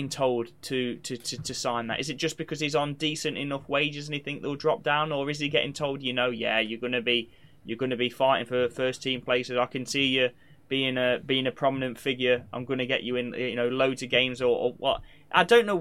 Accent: England, United Kingdom; We are English, born and bred

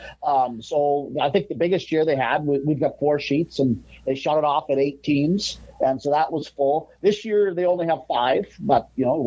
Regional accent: Biggar, Saskatchewan, Canada; born or raised there; moved away as an adult; also born or lived in Minot, North Dakota; now in Grand Forks, United States

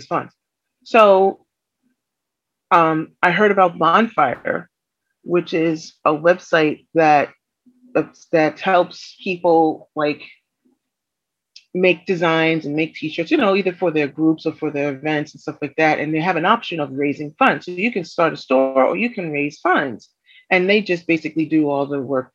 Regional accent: New York City, New York, United States; as a New Yorker

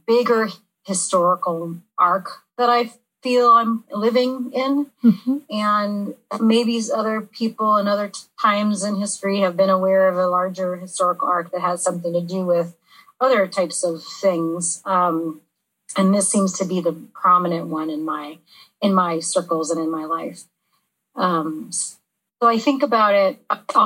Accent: Santa Monica, California, United States; Santa Monica, California.

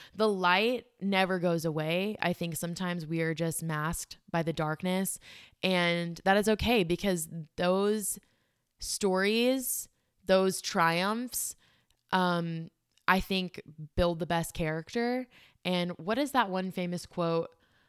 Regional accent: South Africa; moved away; My family, we are immigrants from South Africa, and our upbringing was, so I didn't fully know about our immigration story until last year in August.

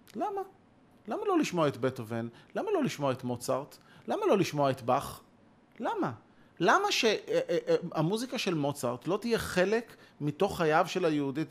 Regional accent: near Bnei Brak, Tel Aviv District, Israel; אני גדלתי ליד בני ברק

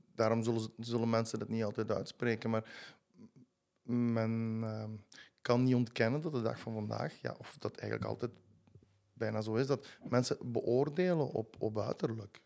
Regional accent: Gingelom, Flanders, Belgium; ik woon in Jeuk, in Gingel mhm. langs Centruiden. truiden Dus eh, ik ben altijd blijven wonen in het, in het dorpje waar ik ben opgegroeid

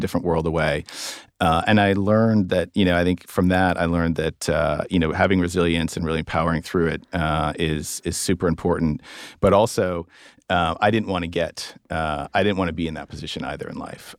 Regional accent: East Coast, United States; I'm American. Uh, grew up, grew up on the East Coast

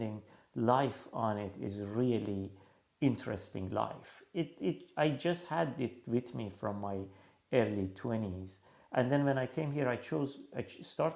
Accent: Iran; moved away; I was born in Iran in 1977.

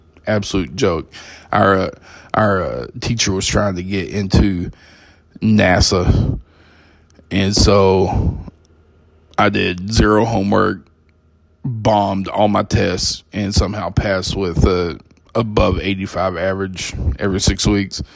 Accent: Texas, United States; moved away as an adult; also born or lived in Arizona; I grew up in Texas

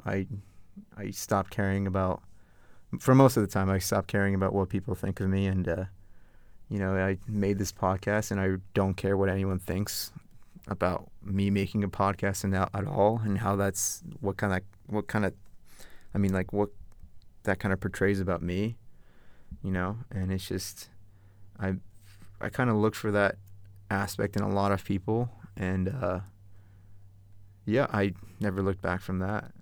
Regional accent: Northern Virginia, United States; also born or lived in Farmville, Virginia; growing up in Northern Virginia

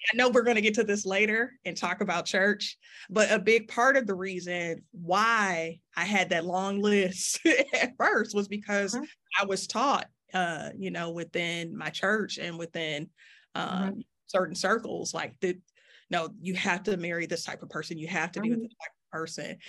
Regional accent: Detroit, Michigan, United States; growing up in Detroit

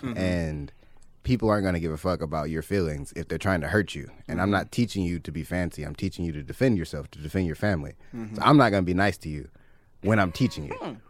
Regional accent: Compton, California, United States; Born and raised in Compton.

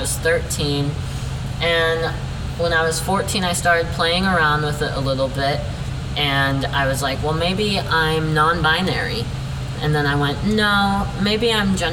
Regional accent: Glenrock, Wyoming, United States; moved away; also born or lived in Pryor, Montana; I grew up in Glen Rock, Wyoming, and then I was in Pryor, Montana, all the times being raised by very religious and or conservative people

